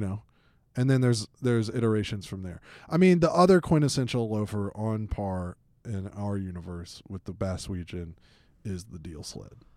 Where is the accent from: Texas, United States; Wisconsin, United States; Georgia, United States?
Georgia, United States; Atlanta; I grew up in Atlanta, Georgia.